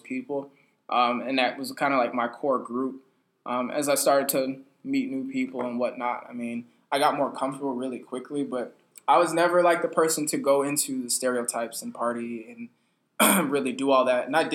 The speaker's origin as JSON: {"language": "English", "region": "Arizona", "country": "United States", "tie": "born or raised there", "said": "I grew up in Arizona"}